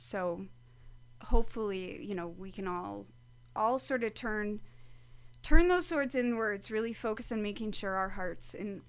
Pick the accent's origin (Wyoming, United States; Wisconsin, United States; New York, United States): Wisconsin, United States; moved away; I grew up in the Midwest, so I grew up in Wisconsin